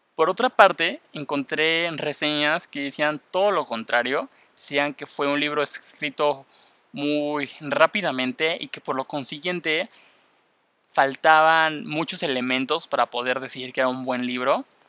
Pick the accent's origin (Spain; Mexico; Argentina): Mexico; first language Spanish; yo soy de México, hablo español y me interesa aprender inglés